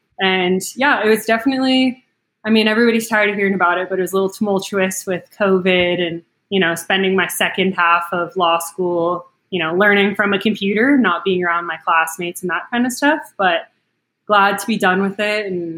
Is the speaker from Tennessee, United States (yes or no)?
no; Colorado, United States; moved away as an adult; also born or lived in Montana / Lawrence, Kansas; I'm 27 now. I always forget how old I am, but I grew up in Colorado, and then, grew up in a hunting family. My dad's from the Midwest, and my mom's from Wyoming, and so, big hunting family.